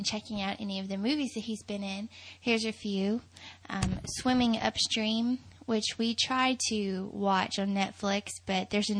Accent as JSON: {"language": "English", "region": "Tennessee", "country": "United States", "tie": "born or raised there", "said": "So I grew up in Tennessee"}